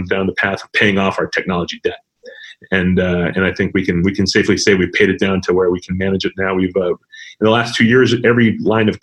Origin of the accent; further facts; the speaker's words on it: El Paso, Texas, United States; moved away; also born or lived in New York; I grew up in West Texas, in El Paso specifically